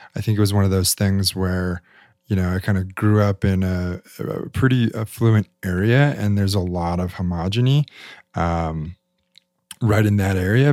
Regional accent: Salt Lake City, Utah, United States; I grew up in Salt Lake City, Utah

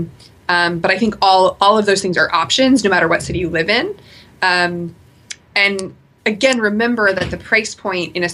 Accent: Portland, Oregon, United States; I'm from Portland, so I'm from the Pacific Northwest.

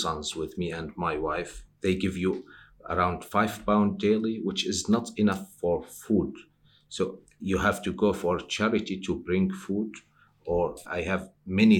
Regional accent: Syria; moved away as an adult; now in United Kingdom; I am from Syria. Also, I am an asylum seeker

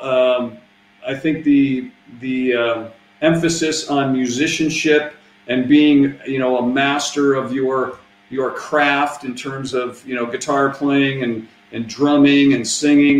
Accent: Seattle, Washington, United States; We're from Seattle.

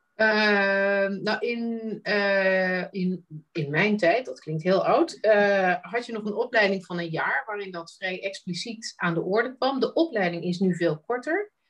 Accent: Netherlands; moved away; die skillset die wij bijna van nature meekrijgen als Nederlander

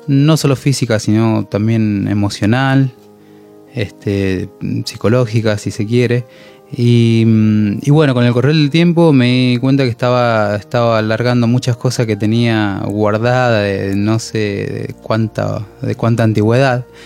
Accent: Mendoza, Argentina

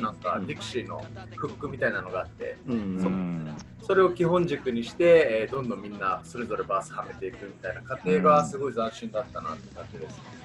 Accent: Okinawa, Japan; moved away as an adult; also born or lived in Tokyo; 大学は東京だったんですけどやっぱ地元に帰ってからは

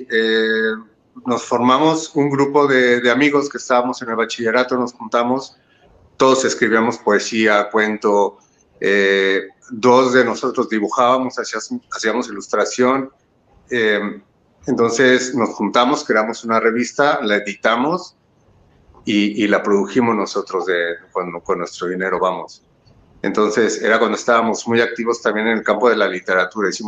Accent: Mexico; born there; Pues sí, yo nací en México.

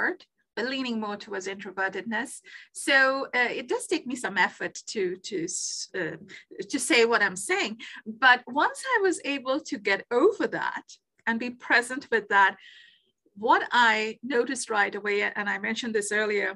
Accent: Kolkata, West Bengal, India; moved away as an adult; also born or lived in Netherlands; now in Canada; when I was growing up in Calcutta, India

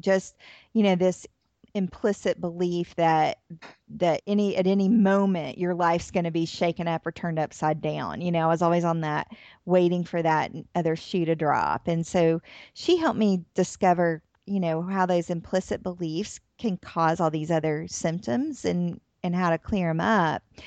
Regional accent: Atlanta, Georgia, United States; moved away as an adult; also born or lived in New Orleans, Louisiana; now in Tennessee, United States; I'm from Atlanta, Georgia. I live in Tennessee now

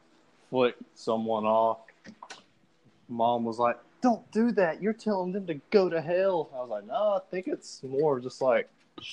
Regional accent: Alabama, United States; from Alabama.

